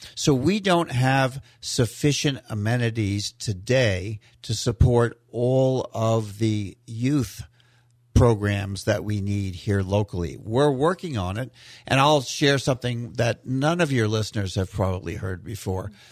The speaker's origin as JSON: {"language": "English", "area": "West Coast", "region": "Florida", "country": "United States", "tie": "born or raised there", "also_born_or_lived": "Key Biscayne, Florida", "said": "So I grew up in Florida over on the West Coast, and I've been all over the state."}